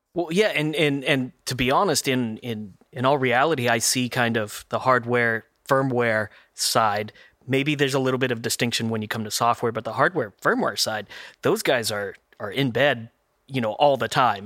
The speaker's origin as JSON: {"language": "English", "region": "Texas", "country": "United States", "tie": "born or raised there", "also_born_or_lived": "Oklahoma", "said": "I'm also a native Texan uh, for the majority of my life, not originally, but the majority"}